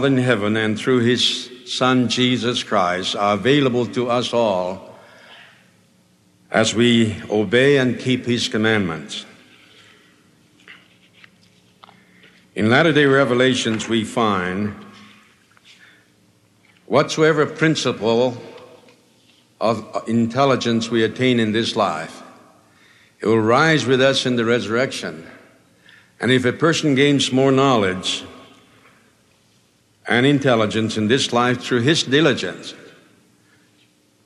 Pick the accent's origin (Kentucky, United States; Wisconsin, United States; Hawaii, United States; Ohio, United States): Hawaii, United States; born or raised there